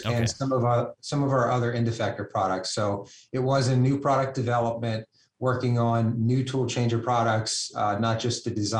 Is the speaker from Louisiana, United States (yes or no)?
yes; Louisiana, United States; moved away; originally, I'm from Louisiana